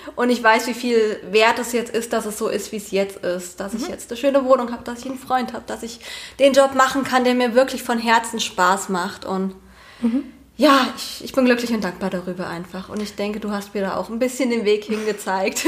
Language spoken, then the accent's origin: German; Eichelhain, Hesse, Germany; moved away as an adult; now in near Fulda, Germany; ursprünglich komme ich aus Eichelhain. Das ist ein winziges Dorf hier mitten im Vogelsberg